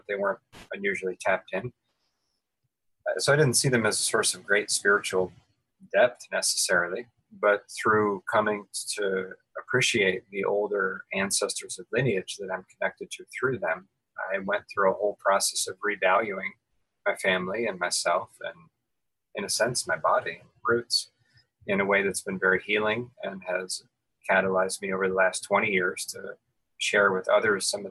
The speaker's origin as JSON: {"language": "English", "region": "Ohio", "country": "United States", "tie": "born or raised there", "also_born_or_lived": "California / Western North Carolina", "moved": "yes", "lives_now": "Asheville, United States", "said": "I grew up in the state of Ohio and then spent time living in California and live now"}